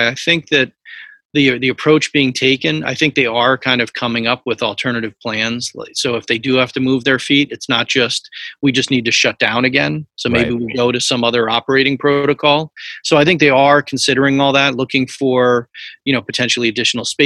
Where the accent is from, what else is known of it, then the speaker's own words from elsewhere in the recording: Newtown, Connecticut, United States; I grew up right on Main Street